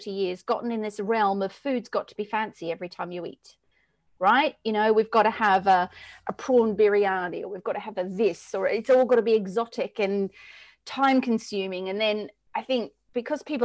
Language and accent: English; Australia; moved away as an adult; now in England, United Kingdom; Born and raised in Australia, moved to England in 1997, been here ever since